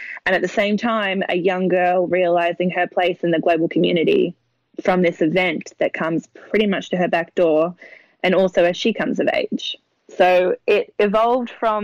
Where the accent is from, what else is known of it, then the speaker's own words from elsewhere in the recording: Mornington Peninsula, Victoria, Australia; I grew up in the Mornington Peninsula. It's where I still live.